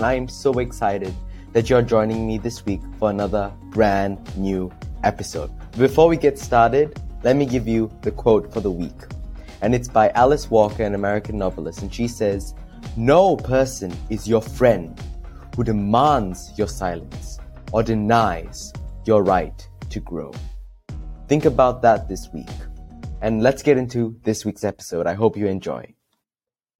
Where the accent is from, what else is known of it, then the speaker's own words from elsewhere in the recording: Malaysia; now in Australia; I'm also Malaysian